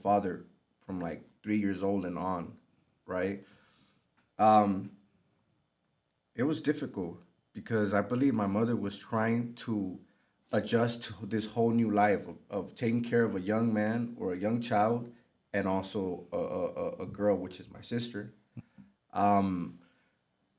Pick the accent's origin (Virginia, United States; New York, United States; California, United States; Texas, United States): California, United States; Los Angeles; I grew up in South Central Los Angeles, so I'm very familiar with the area